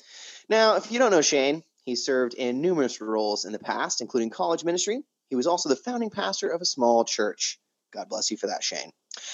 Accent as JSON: {"language": "English", "area": "Bay Area", "region": "California", "country": "United States", "said": "I'm from the Bay Area originally"}